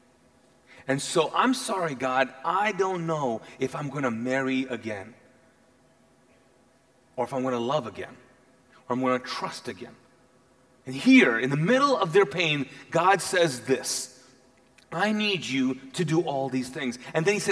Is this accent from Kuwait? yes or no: yes; Kuwait; English is a second language; now in United States; I grew up, was born and raised in Kuwait